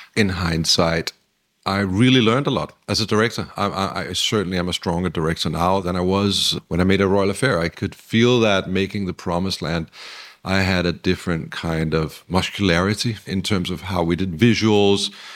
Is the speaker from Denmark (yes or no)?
yes; Denmark; also born or lived in Los Angeles, United States; now in Copenhagen, Denmark; We come from the Danish sort of very democratic